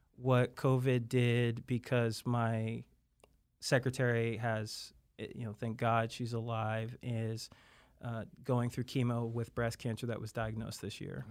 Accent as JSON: {"language": "English", "town": "Wamego", "region": "Kansas", "country": "United States", "said": "I was from Wamigo, Kansas, right outside of Manhattan"}